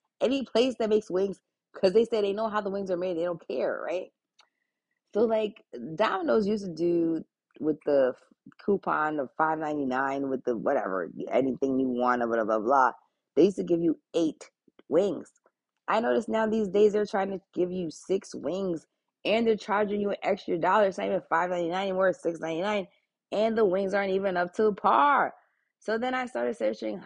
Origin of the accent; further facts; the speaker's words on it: Long Island, New York, United States; moved away; especially growing up in Long Island, for living there about a good 14 years